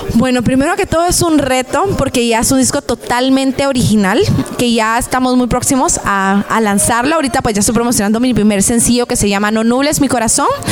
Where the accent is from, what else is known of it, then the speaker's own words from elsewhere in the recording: Guatemala; now in United States; todos los guatemaltecos